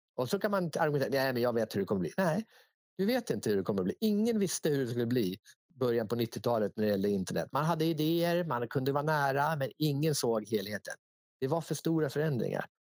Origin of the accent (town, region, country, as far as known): Sweden